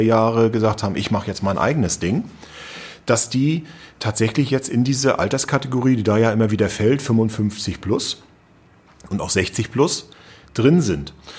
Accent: Rostock, Mecklenburg-Vorpommern, Germany; ich bin ja eben gebürtiger Rostocker

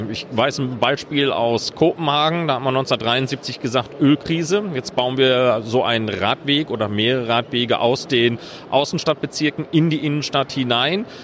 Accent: North Rhine-Westphalia, Germany; Und auch sehr gerne in meinem Heimatland Nordrhein-Westfalen.

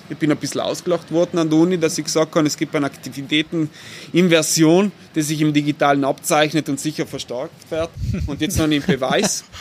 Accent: Bolzano, Trentino-Alto Adige, Italy; bin ein gebürtiger Bozner, eigentlich ein Shangayalo, wie man so schön sagt, weil ich komme aus der Peripherie von Bozen

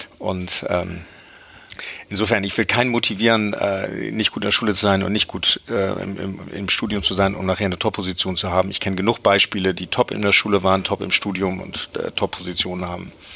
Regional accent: Hamburg, Germany; Ich bin, bin in Hamburg aufgewachsen

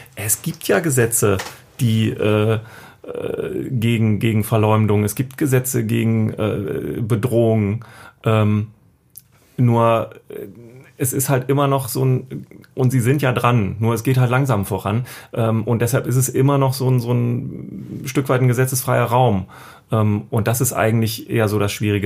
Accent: East Germany, Germany; ich bin äh, in der DDR geboren

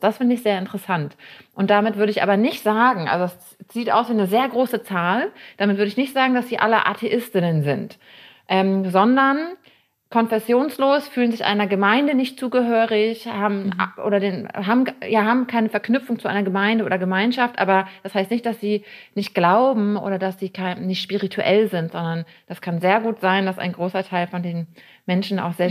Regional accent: Bremen, Germany; moved away as an adult; also born or lived in Berlin; now in Potsdam, Germany; ich komme eigentlich aus Bremen. Ich bin in Bremen aufgewachsen und bin dann mit 19 hierher

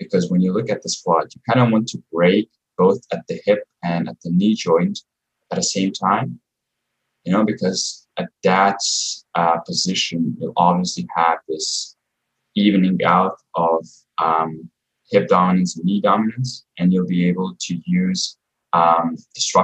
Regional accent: Croatia; I come from Croatia and, you know, people are still old school there.

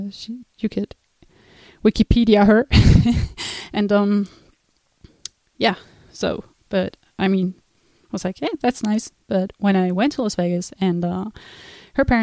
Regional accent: Switzerland; also born or lived in United States; So when I was 16, I went to the United States, and I was obviously coming from Switzerland

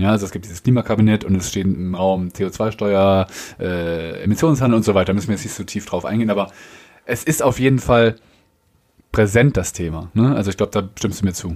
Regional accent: Germany; Als Deutscher

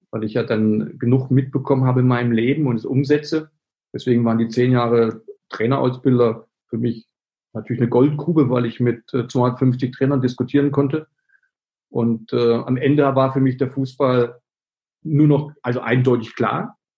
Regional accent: Berlin, Germany; das bin ich nicht, ich bin Berliner, ich bin emotional

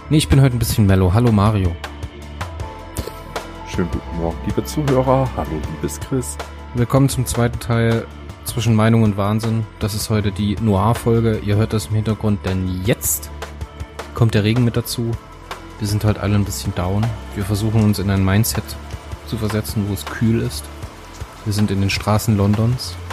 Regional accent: Hamburg, Germany; Ich bin ein waschechter Hamburger

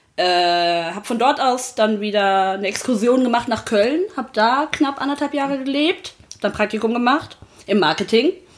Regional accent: Sri Lanka; ich bin gebürtig aus Sri Lanka

